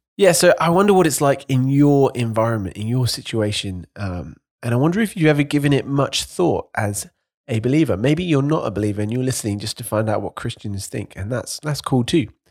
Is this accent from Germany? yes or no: no; United Kingdom; as a Brit